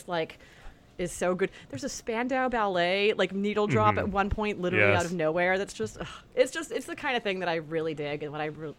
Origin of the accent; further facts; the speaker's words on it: California, United States; born and raised in California